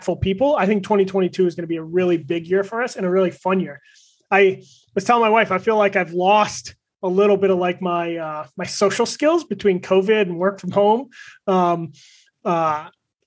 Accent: Michigan, United States; I grew up in Michigan, so I grew up a Lions fan.

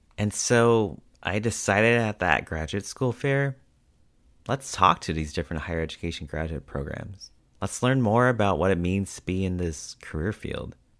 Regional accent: United States; my experiences have been growing up as both a Filipino and Asian American

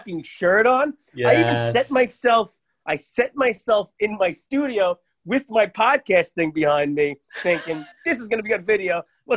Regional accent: New York City, New York, United States; I grew up in Staten Island. I'm usually always in Staten Island

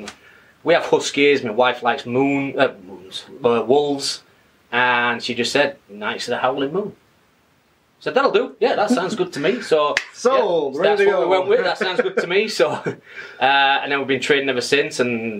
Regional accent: Sheffield, Yorkshire and the Humber, United Kingdom; moved away as an adult; also born or lived in Leeds; Sheffield. Okay. It's Northern England.

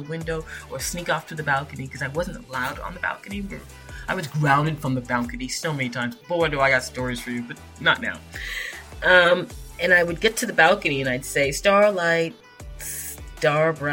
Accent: Toronto, Ontario, Canada; I grew up in Epworth, and there was a school, Corbett Junior Public School, just right directly in front of us. And this is Scarborough, Ontario

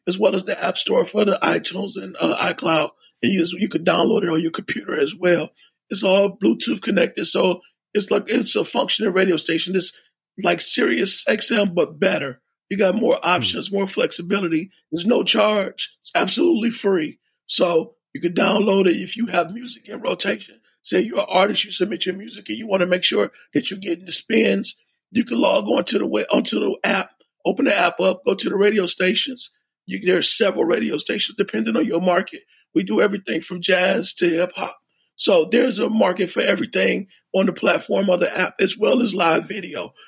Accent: Cleveland, Ohio, United States; I'm from Cleveland.

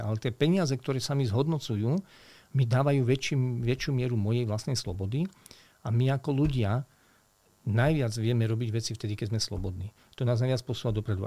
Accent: Veľké Kršteňany, Trenčín Region, Slovakia; ja som vyrastal v nelahkých podmienkách. Pochádzam e, z, z hranice stredného západného Slovenska, dedina Veľké Krštiňany, je to pri partizánskom

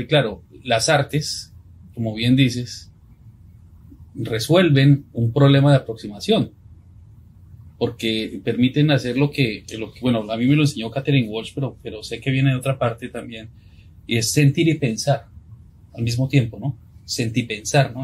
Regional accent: Colombia; los dos somos colombianos

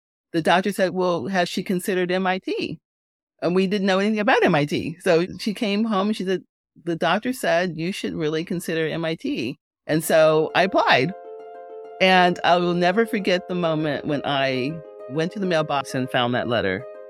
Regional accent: Illinois, United States; also born or lived in California / Japan; I was born in California, and then we were in Japan briefly, and then back in my parents' hometown in Southern Illinois.

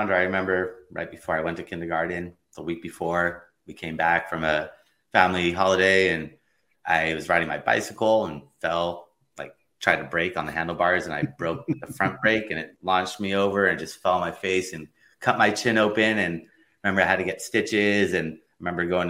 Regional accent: Los Angeles, California, United States; also born or lived in Long Beach, California; Grew up in San Pedro, California, a little tiny town in Los Angeles, and grew up there in elementary school, middle school, high school

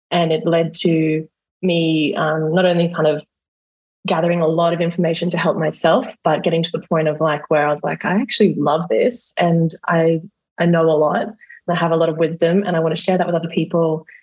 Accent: Australia; accent: Australian; I'm a hypnotherapist and an RTT practitioner. And I'm Australian, as you can tell probably by my accent.

